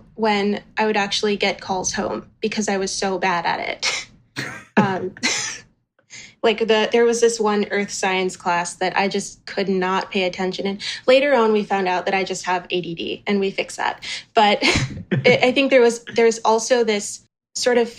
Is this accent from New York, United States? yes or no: no; New Orleans, Louisiana, United States; growing up in New Orleans for part of my life